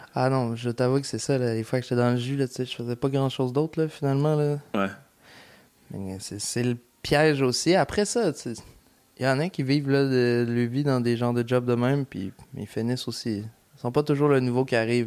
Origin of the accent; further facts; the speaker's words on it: Lévis, Quebec, Canada; je viens du lieu Lévis